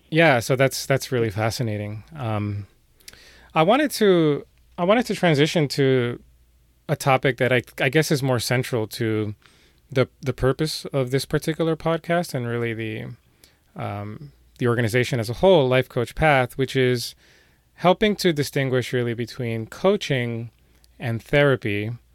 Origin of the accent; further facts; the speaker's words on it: New York City, New York, United States; I'm from New York City